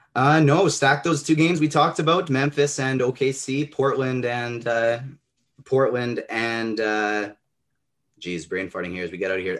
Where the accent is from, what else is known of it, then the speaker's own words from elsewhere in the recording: Canada; I'm Canadian